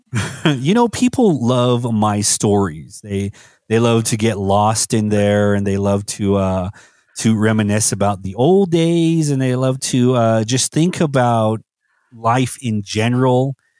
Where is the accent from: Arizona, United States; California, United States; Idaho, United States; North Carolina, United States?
Arizona, United States; Tuba City; I grew up in Tuba City, you know, and, and Tuba City, I was very secluded to like one street